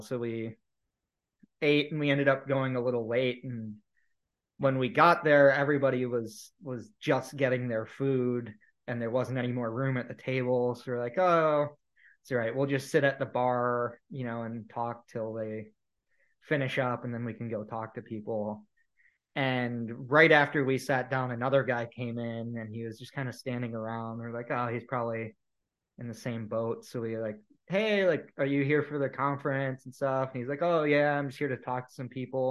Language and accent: English; Ohio, United States; moved away as an adult; also born or lived in Indiana / Southeast US; I was in Indiana at the time and I grew up in Ohio